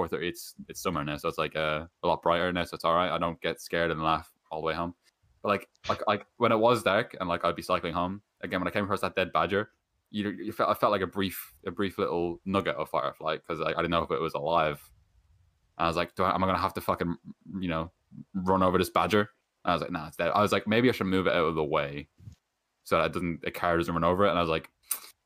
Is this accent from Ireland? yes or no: yes; Ireland; I'm Irish